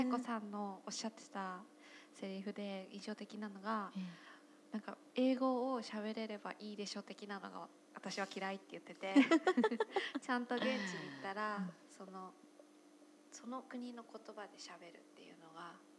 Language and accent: Japanese; Monzen-nakacho, Tokyo, Japan; 門前仲町の方なので、私の地元